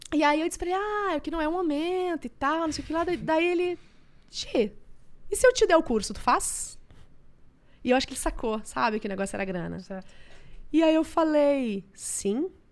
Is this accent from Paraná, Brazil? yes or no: no; Estância Velha, Rio Grande do Sul, Brazil; Nós somos lá do interior do Rio Grande do Sul, de uma cidade chamada Estância Velha